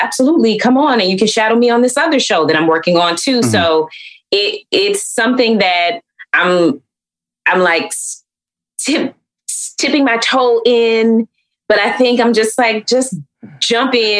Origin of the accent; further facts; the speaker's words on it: Atlanta, Georgia, United States; growing up in Atlanta uh, is hot